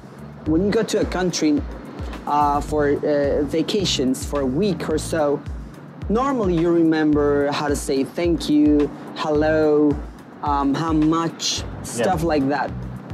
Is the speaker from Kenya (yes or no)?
no; Mexico City, Mexico; moved away as an adult; now in Shenzhen, China; I'm from Mexico. From Mexico. Mexico City.